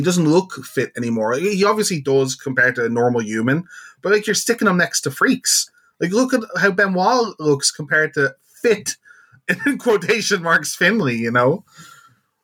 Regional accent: Ireland; as an Irishman

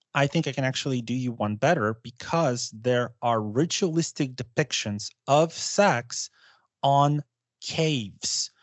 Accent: United States; I say that as an American

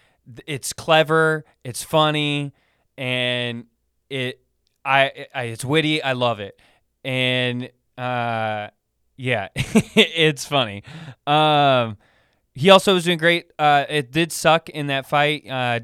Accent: Sacramento, California, United States; This guy, he fights out of my hometown, Sacramento, Andre Feely.

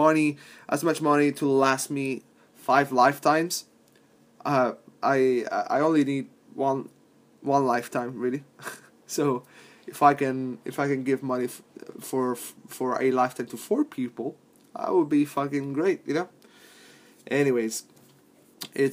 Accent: Palermo, Sicily, Italy; moved away; my hometown of Palermo

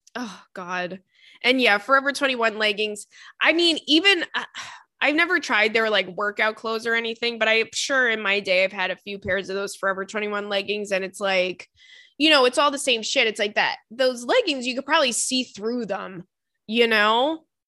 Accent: Long Island, New York, United States; the Target in my hometown is really good

